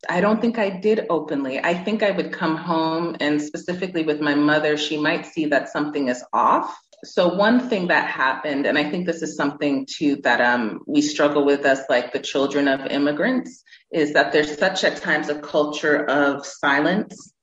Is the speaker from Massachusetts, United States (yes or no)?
yes; Massachusetts, United States; moved away as an adult; also born or lived in Houston, Texas / Worcester, Massachusetts / California; now in Nigeria; I grew up in Massachusetts. That's where I spent, I would say, my formative years